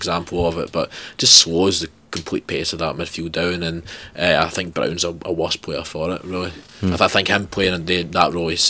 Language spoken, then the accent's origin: English; Scotland, United Kingdom